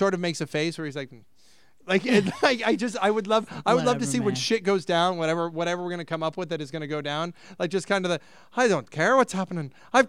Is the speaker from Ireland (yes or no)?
yes; Ireland; Side note, myself being Irish, last night I opened a bottle of Jameson's